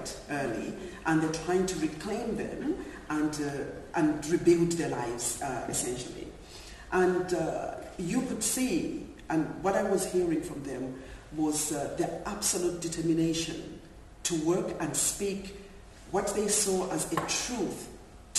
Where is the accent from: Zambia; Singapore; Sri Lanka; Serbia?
Zambia; moved away; I'm originally from Zambia